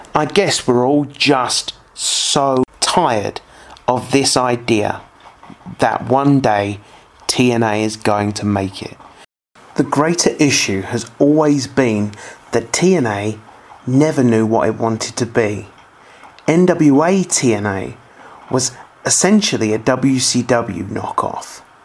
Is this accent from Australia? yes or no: no; United Kingdom; my home country of the United Kingdom